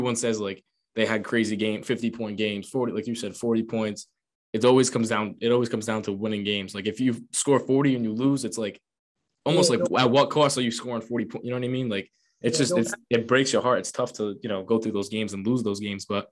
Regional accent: Rhode Island, United States; I know I'm from Rhode Island. I grew up in Rhode Island.

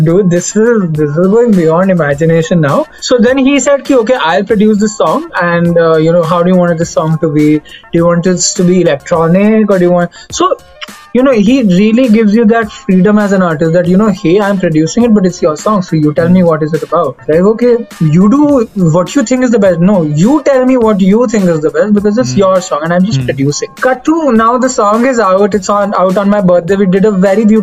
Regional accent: Delhi, India; I'm from Delhi.

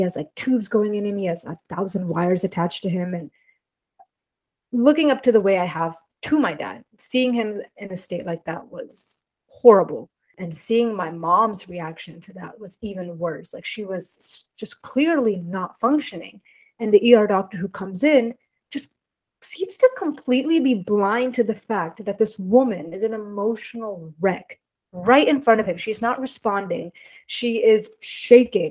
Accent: Houston, Texas, United States; I'm from Houston, where we'd have the rodeo every year

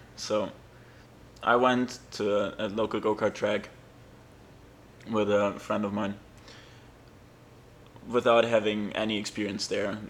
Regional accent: Germany; I'm German.

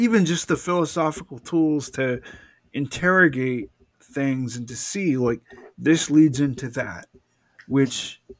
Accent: Atlanta, Georgia, United States; Because I'm from Atlanta, right?

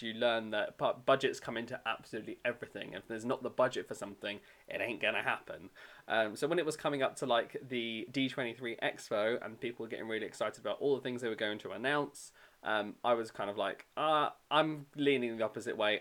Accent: United Kingdom; accent: British; I worked in the UK pavilion, obviously, because my accent

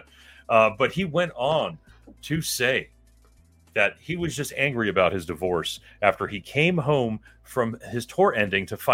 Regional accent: Miami, Florida, United States; We growing up in Miami, Florida, like we did

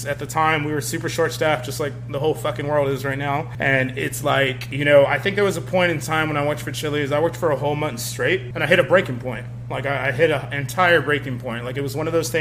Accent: Eagle Pass, Texas, United States; I come from Eagle Pass, Texas. It's a small town, and I definitely wanted to help provide with my family

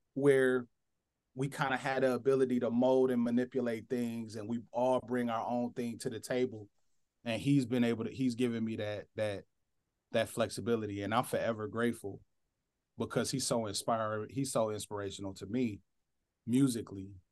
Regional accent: Flint, Michigan, United States; a black boy from post-industrial America, grew up in Flint, Michigan

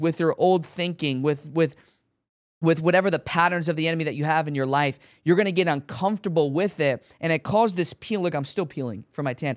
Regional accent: Chicago, Illinois, United States; I'm from Chicago

